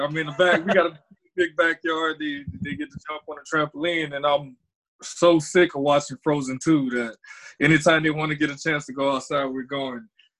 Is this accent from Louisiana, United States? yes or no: yes; Thibodaux, Louisiana, United States; moved away as an adult; now in Minnesota, United States; I'm from Louisiana. I was at Thibodaux High.